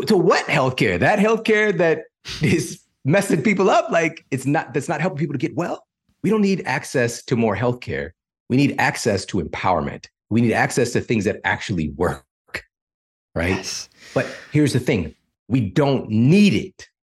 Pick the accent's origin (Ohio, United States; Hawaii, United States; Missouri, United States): Missouri, United States; St. Louis; I'm from St. Louis